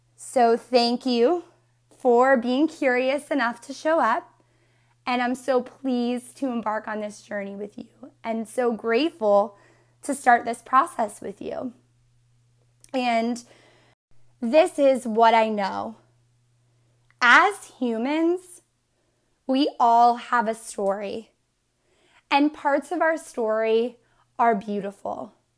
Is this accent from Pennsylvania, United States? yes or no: yes; Northeastern Pennsylvania, United States; I am originally from Northeastern P A, and I grew up in this small, one-mile town